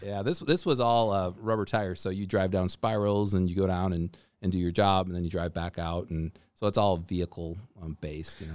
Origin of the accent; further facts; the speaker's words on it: Minnesota, United States; moved away as an adult; also born or lived in Fairbanks, Alaska; now in Alaska, United States; I grew up in Minnesota in kind of the, the middle of Minnesota and Lakes Country